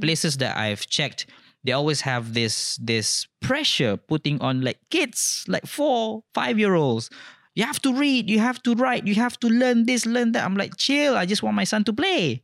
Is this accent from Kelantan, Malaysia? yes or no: yes; Kelantan, Malaysia; now in Perlis, Malaysia; I was born in Kelantan. I am a Kelantanese, but I've been living in Perlis for twenty plus years now.